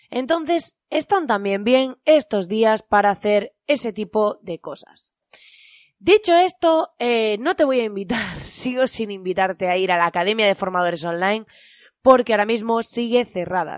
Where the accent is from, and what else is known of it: Spain